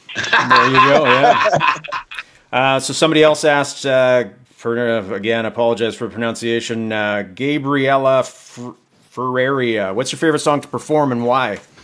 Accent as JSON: {"language": "English", "country": "Canada", "said": "all of us Canadians"}